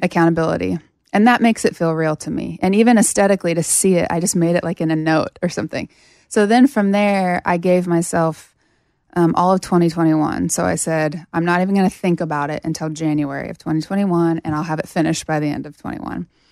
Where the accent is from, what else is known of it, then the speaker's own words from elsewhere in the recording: Sterling, Kansas, United States; moved away; I was living in my hometown in Kansas at this, at this point